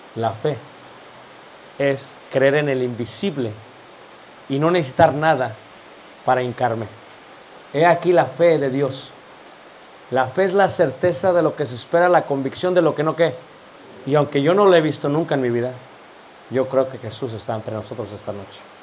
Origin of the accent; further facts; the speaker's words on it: Mexico City, Mexico; Yo soy de Ciudad de México, originario